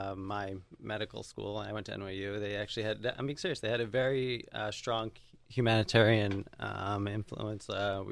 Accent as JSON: {"language": "English", "town": "Long Island", "region": "New York", "country": "United States", "said": "I'm originally from New York, from Long Island."}